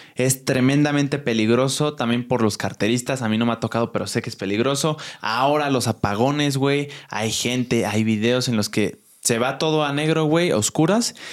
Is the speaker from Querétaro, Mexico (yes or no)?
yes; Querétaro, Mexico; now in Mexico City, Mexico; yo soy foráneo, soy de Querétaro